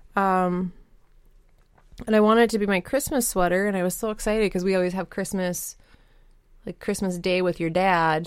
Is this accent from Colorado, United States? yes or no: yes; Colorado, United States; also born or lived in Minnesota; now in Wisconsin, United States; I grew up in Colorado